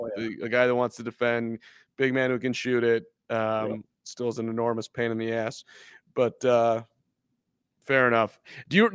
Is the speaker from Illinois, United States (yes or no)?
yes; Chicago, Illinois, United States; I grew up in Chicago